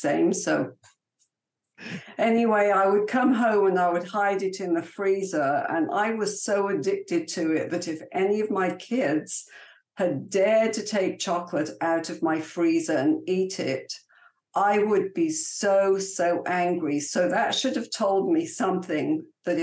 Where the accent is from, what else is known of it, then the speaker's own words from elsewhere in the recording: England, United Kingdom; moved away; I was born and raised in England